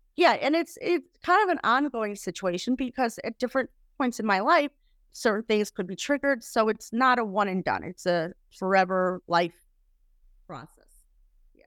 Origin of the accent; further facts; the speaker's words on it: Chicago, Illinois, United States; I was raised in Chicago